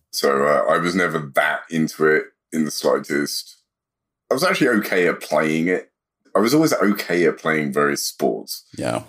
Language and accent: English; London, United Kingdom; moved away as an adult; now in United States; South London is, is where I was born and raised.